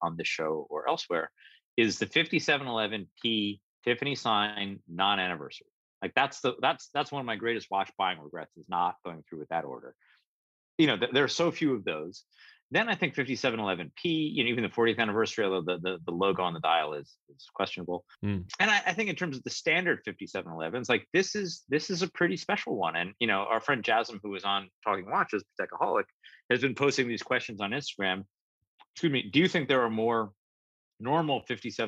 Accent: New York, United States; as a New Yorker

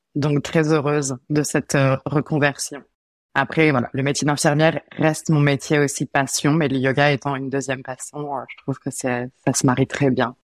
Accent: France; moved away as an adult; now in Montreal, Canada; je viens de la même région que Charlène en France. Ça fait 5 ans que je suis ici

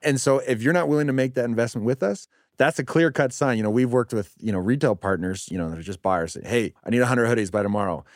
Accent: Calgary, Alberta, Canada; also born or lived in Nova Scotia / Sweden; growing up in Calgary

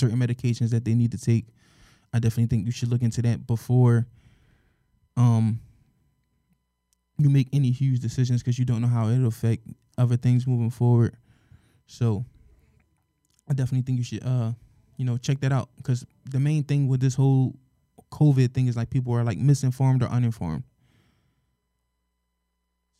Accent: Philadelphia, Pennsylvania, United States; we're from Philadelphia, born and raised.

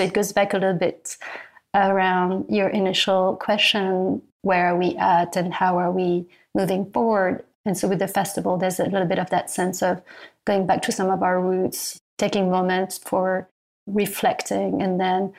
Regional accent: New York City, New York, United States; Yeah, and I think that's the great joy of being a New Yorker, right?

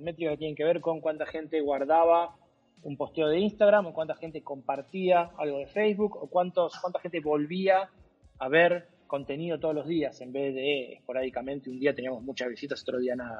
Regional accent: Argentina; como argentino, crecí con el póster de él

